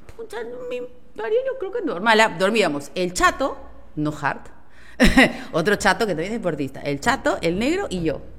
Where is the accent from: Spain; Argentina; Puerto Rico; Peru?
Peru; somos los peruanos